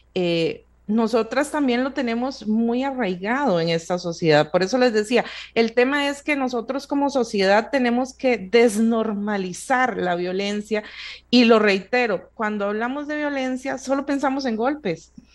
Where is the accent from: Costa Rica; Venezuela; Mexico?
Costa Rica; nosotros como sociedad costarricense